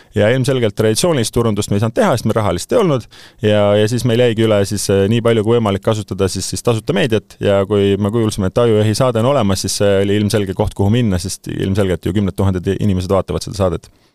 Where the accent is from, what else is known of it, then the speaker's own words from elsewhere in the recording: Saare County, Estonia; ma sündisin Saaremaal